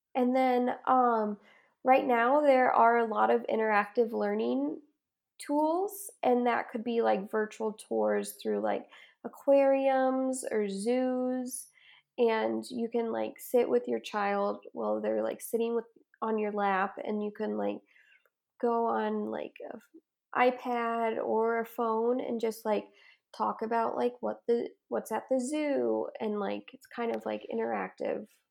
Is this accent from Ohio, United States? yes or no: yes; Ohio, United States; moved away as an adult; now in Utah, United States; I am originally from Ohio, and I moved out here to go to school in Utah